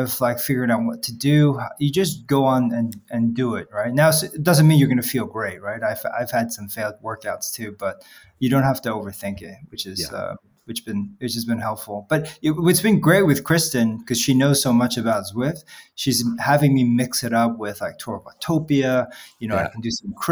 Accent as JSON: {"language": "English", "town": "New York City", "region": "New York", "country": "United States", "tie": "born or raised there", "also_born_or_lived": "Seoul, South Korea / London, United Kingdom", "moved": "as an adult", "lives_now": "United Kingdom", "said": "I grew up in New York City. I've been in London for, I think, about 18 years now."}